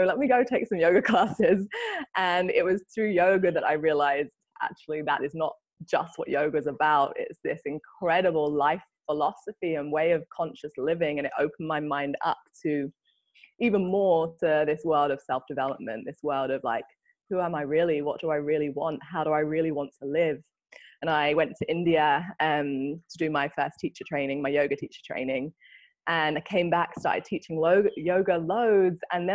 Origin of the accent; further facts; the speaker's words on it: London, United Kingdom; moved away as an adult; now in Bali, Indonesia; I'm originally from London and live here in Bali